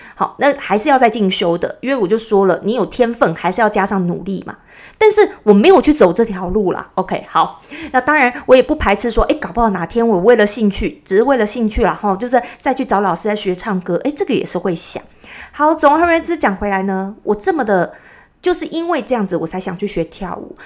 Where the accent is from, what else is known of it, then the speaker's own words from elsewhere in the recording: Taipei, Taiwan; accent: Taiwanese Mandarin; 我在台北市长大的，所以呢，我讲的国语就是比较，呃，字正腔圆型的